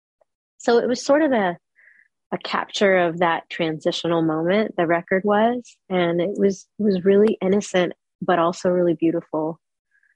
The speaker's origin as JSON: {"language": "English", "region": "Texas", "country": "United States", "tie": "born or raised there", "also_born_or_lived": "New York City, New York, United States", "said": "I was born in New York City, but I moved to Texas when I was about 3 or 4. And I mostly grew up in Texas"}